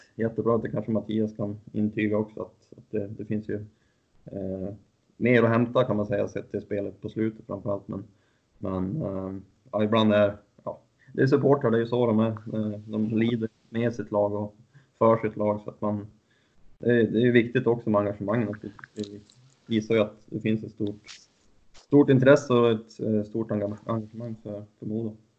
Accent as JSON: {"language": "Swedish", "town": "Husum", "region": "Västernorrland County", "country": "Sweden", "tie": "born or raised there", "said": "Jag är från Husum, så jag såg mycket division 1-hockey när jag var yngre"}